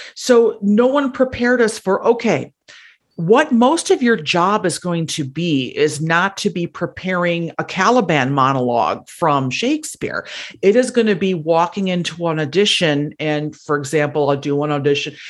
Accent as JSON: {"language": "English", "region": "Wisconsin", "country": "United States", "moved": "yes", "lives_now": "Cook County, Illinois, United States", "said": "I am originally from Wisconsin"}